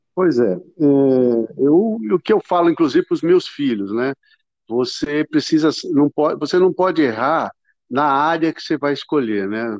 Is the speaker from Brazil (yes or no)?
yes; Ribeirão Preto, São Paulo, Brazil; eu sou de Ribeirão Preto